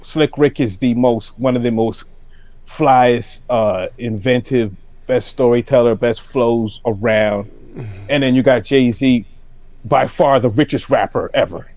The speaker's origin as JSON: {"language": "English", "town": "Toronto", "region": "Ontario", "country": "Canada", "tie": "born or raised there", "said": "growing up in Toronto"}